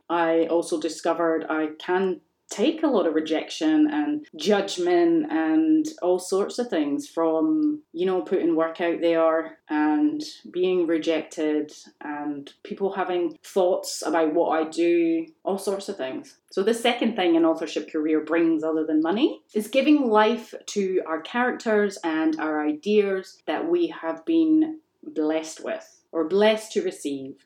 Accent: Scotland, United Kingdom; I grew up in Scotland

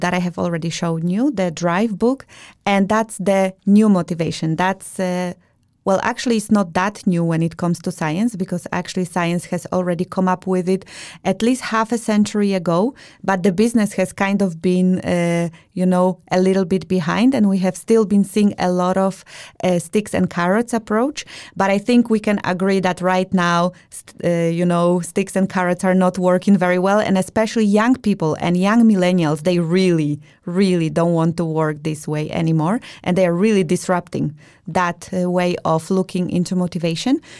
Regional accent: Białystok, Podlaskie Voivodeship, Poland; moved away as an adult; now in Denmark; I am originally from Białystok, Poland. I have been living in Denmark for over ten years

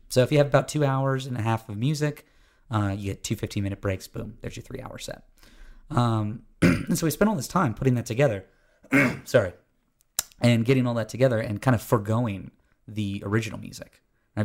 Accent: Florida, United States; now in Atlanta, United States; I grew up in Florida, and then I live in Georgia

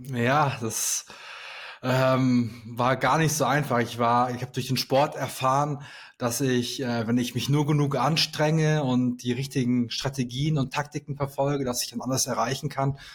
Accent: Sauerland, North Rhine-Westphalia, Germany; moved away as an adult; also born or lived in Aachen; ich komme gebürtig aus dem Sauerland

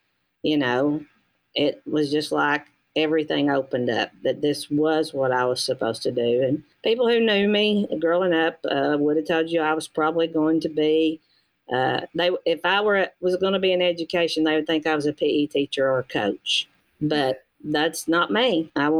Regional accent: United States; I was born in Walker County. I was educated in Walker County. And I live in Walker County

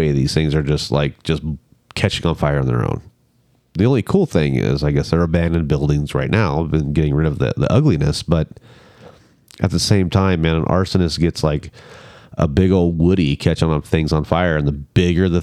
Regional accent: Northern California, United States; growing up in Northern California

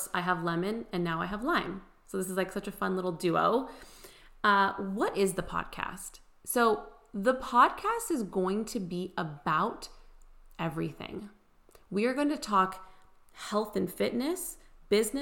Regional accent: California, United States; moved away as an adult; also born or lived in Houston, Texas; now in Nashville, United States; we were basically born and raised in California. I was actually technically born in Houston, moved to California when I was one, but we always planned on doing everything in the Bay Area. That was home

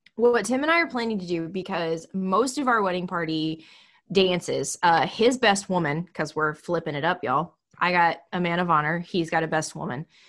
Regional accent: Texas, United States; I'm from Texas

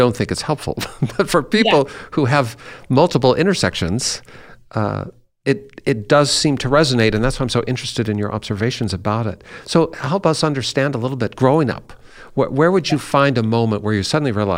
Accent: Seattle, Washington, United States; also born or lived in Ireland; I grew up in Seattle

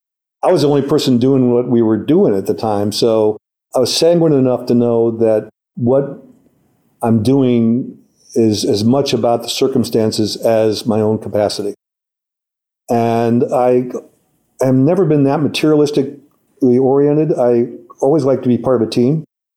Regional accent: St. Louis, Missouri, United States; and I'm a Presbyterian from St. Louis

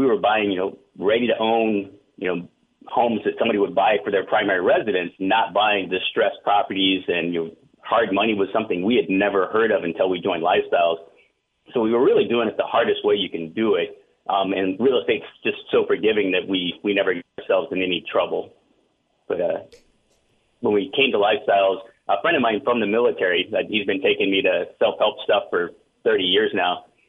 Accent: San Antonio, Texas, United States; born there; My family's from Texas. I was born here in San Antonio, and my parents at the time lived down in Corpus.

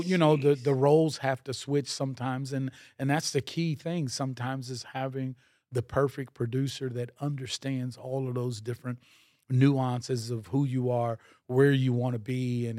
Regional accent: Miami, Florida, United States; growing up in Miami, I was like, there was no Haitians yet in Miami, mm-hmm. and there were no Africans in Miami at the time, so like, I was the darkest black kid.

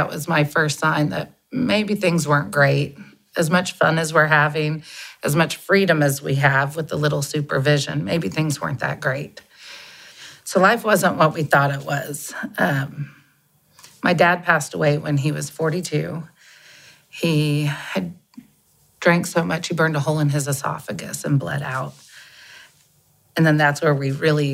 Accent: Scottsdale, Arizona, United States; I was raised in Scottsdale, Arizona

